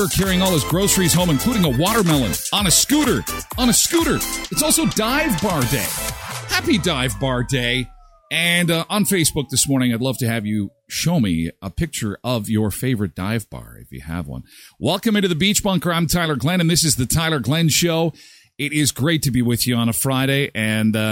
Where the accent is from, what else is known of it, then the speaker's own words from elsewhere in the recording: Erickson, Manitoba, Canada; moved away; My hometown where I grew up, Erickson, Manitoba, the Nordic Inn.